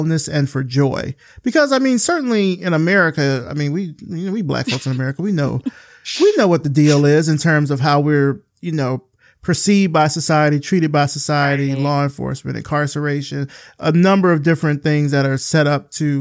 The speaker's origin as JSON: {"language": "English", "region": "the South", "country": "United States", "said": "I'm a Southern boy through and through"}